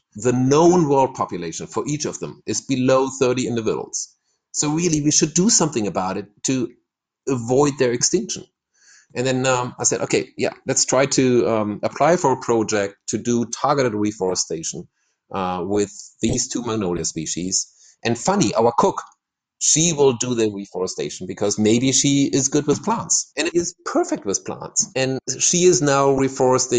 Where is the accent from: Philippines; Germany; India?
Germany; now in Ecuador; I'm not from Ecuador, no. I'm German, and I somehow found my place